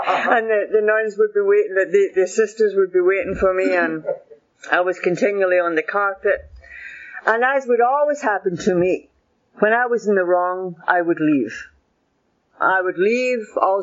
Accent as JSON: {"language": "English", "town": "Glasgow", "region": "Scotland", "country": "United Kingdom", "tie": "born or raised there", "also_born_or_lived": "Miami", "moved": "yes", "said": "I was born in Glasgow. My family came from Shettleston, Tollcross, Shettleston, that area there"}